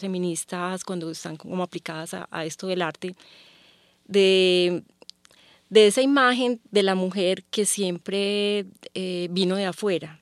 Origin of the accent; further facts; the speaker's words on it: Medellín, Antioquia, Colombia; yo crecí en Medellín